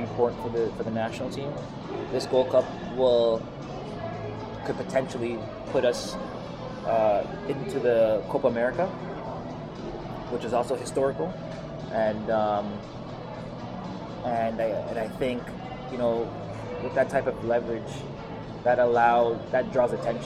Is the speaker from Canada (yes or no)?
yes; Canada; as a Canadian